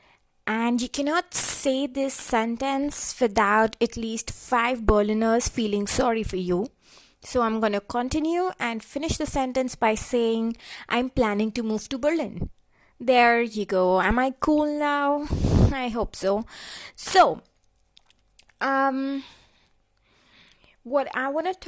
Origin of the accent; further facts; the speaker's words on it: India; moved away as an adult; now in Germany; this is my actual accent. I am from India and this is how I talk.